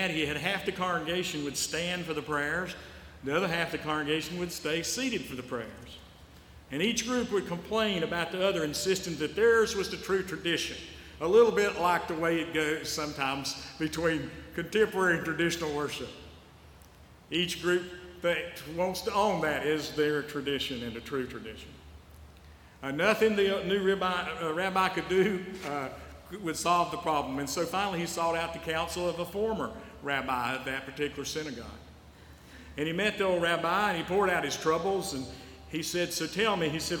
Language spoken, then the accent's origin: English; Western North Carolina, United States; moved away; I came from the Western North Carolina Conference. That's where I grew up